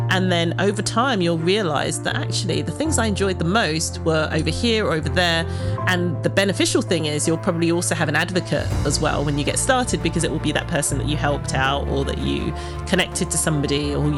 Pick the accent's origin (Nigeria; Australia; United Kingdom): United Kingdom; Ilford, London; born there; Well, I was born in Ilford, not too far from here, in the East End of, well, where East End meets Essex.